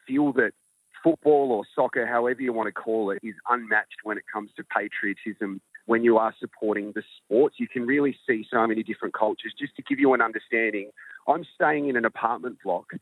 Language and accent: English; Australia; I'm Australian